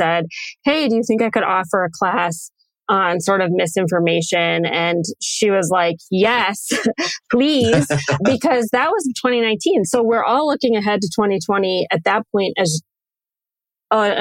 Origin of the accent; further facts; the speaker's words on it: just outside of Chicago, Illinois, United States; moved away as an adult; also born or lived in Western New York; now in Minnesota, United States; I grew up just outside of Chicago, so I'm really from Illinois. I'm not a native Minnesotan, which sometimes I'm reminded of up here